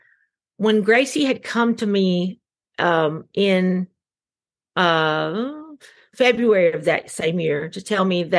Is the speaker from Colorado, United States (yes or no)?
no; Gainesboro, Tennessee, United States; moved away; I had the support of everyone in Jackson County, and Gainesboro, Cookville